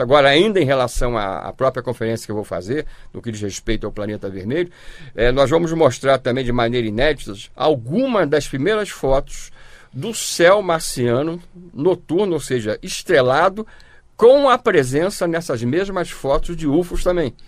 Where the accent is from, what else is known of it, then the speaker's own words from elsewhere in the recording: Rio de Janeiro, Brazil; nós somos do Rio de Janeiro